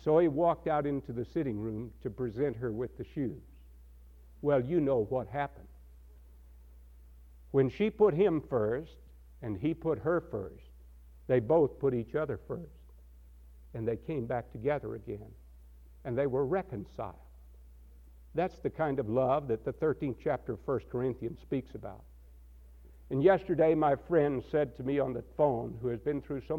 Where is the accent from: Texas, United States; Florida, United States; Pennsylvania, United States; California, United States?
Texas, United States; now in Asheville, United States; I come from Texas